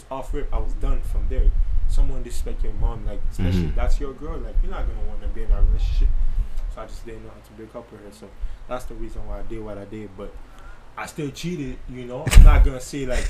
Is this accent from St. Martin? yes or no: yes; St. Martin; English is a second language; moved away as an adult; now in Canada; I'm originally from St. Martin